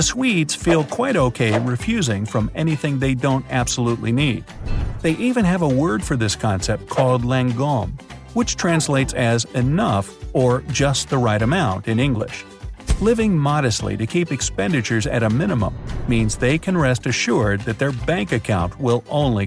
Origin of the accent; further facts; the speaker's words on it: United States; as an American